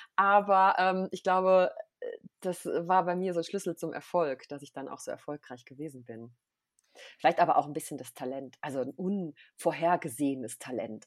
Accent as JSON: {"language": "German", "region": "North Rhine-Westphalia", "country": "Germany", "also_born_or_lived": "Austria", "moved": "as an adult", "lives_now": "St. Moritz, Switzerland", "said": "Also ich komme ursprünglich aus Nordrhein-Westfalen"}